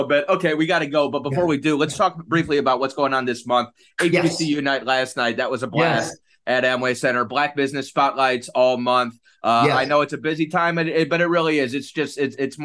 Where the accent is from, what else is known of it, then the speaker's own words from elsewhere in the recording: Cleveland, Ohio, United States; now in Orlando, United States; I'm from up north too. I'm from Cleveland